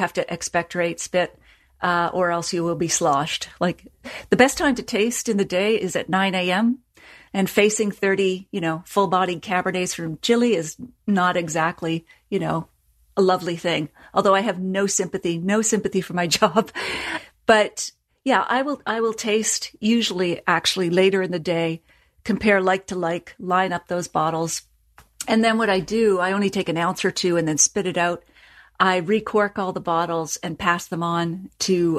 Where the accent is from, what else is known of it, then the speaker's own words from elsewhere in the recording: Nova Scotia, Canada; I come from Nova Scotia, so it's all about puns